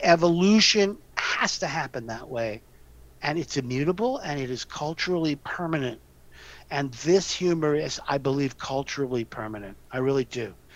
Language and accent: English; New York City, New York, United States; I grew up in the West Village when it was truly Italian Irish neighborhood.